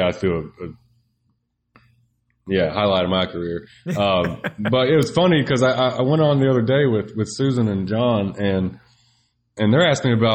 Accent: Arkansas, United States; We're both from Arkansas

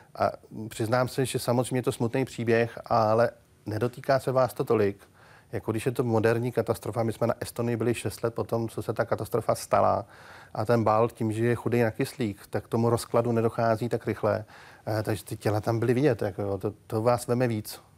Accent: Plzeň, Plzeň Region, Czechia; já jsem z Plzně

